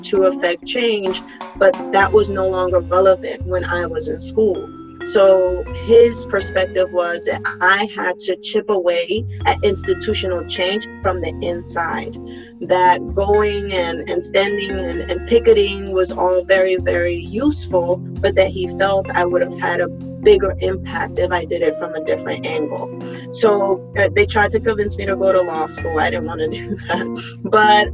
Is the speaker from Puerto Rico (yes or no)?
yes; Puerto Rico; English is a second language; moved away; I was born and raised on the island